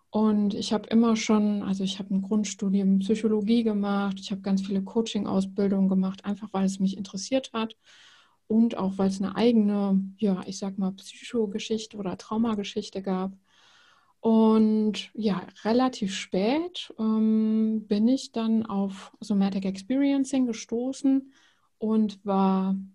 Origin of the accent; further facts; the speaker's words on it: Rhineland, Germany; also born or lived in Netherlands; now in Bremen, Germany; Ich komme ursprünglich aus dem Rheinland, also ganz ursprünglich aus Holland. Ähm, ich bin eine kleine Nomadin